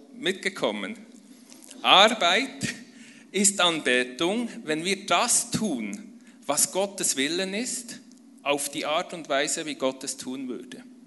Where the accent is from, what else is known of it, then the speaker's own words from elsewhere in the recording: near Bern, Switzerland; komme ich aus der Schweiz. Ich bin in der Nähe von Bern aufgewachsen, auf einem äh, Bauernhof mit fünf Geschwistern